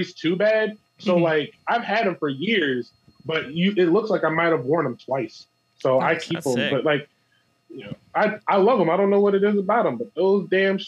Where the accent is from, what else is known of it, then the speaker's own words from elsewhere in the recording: Chester, New Jersey, United States; where I grew up in Chester